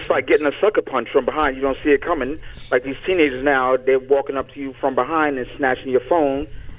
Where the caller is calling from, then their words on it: Bronx, New York, United States; Yo, Boogie Down.